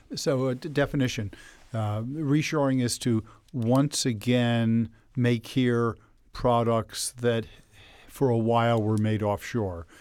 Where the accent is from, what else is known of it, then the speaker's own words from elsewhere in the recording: Elizabeth, New Jersey, United States; I grew up in Elizabeth, New Jersey, which is right across the river from New York